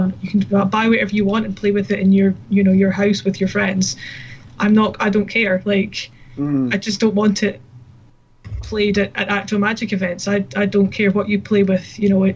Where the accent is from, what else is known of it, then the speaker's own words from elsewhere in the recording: Scotland, United Kingdom; we're Scottish. And we quite often use profanity as punctuation